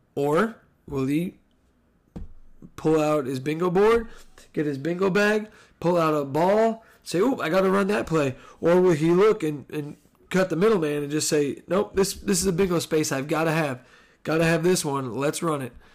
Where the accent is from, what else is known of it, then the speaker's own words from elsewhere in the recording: New Jersey, United States; we grew up in Jersey